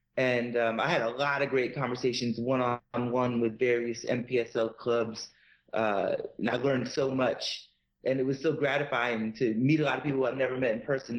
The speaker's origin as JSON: {"language": "English", "region": "Massachusetts", "country": "United States", "tie": "born or raised there", "moved": "as an adult", "lives_now": "Atlanta, United States", "said": "my grounding in Boston sports and growing up in Massachusetts"}